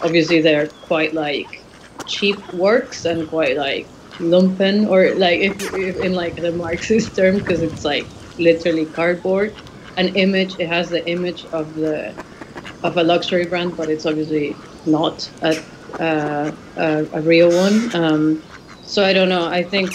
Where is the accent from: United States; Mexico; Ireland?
Mexico; Mexico City; I grew up in Mexico City and I grew up in a kind of gated community in Mexico City